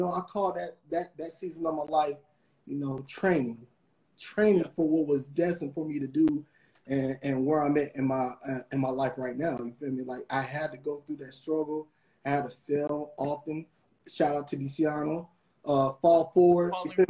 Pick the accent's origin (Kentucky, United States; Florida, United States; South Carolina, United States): Kentucky, United States; also born or lived in Atlanta; I was from Kentucky. I kind of went to high school or whatever in Atlanta for a few years or whatever.